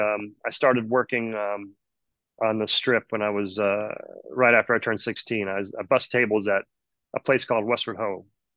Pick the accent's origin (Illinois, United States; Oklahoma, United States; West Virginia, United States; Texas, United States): Oklahoma, United States; Fort Sill; born there; originally Oklahoma. I was born on Fort Sill Army Base in 1970. My father was a drill sergeant at the base.